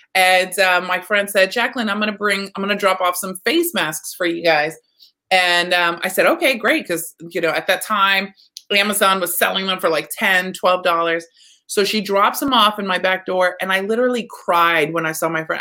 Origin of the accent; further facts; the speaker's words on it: Texas, United States; I'm from Texas